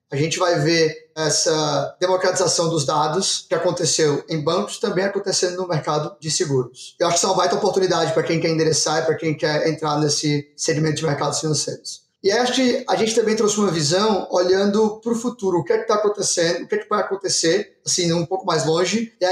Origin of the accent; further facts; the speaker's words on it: Ceará, Brazil; Então hoje, sou do Ceará, né? Como você já devem ter sabendo.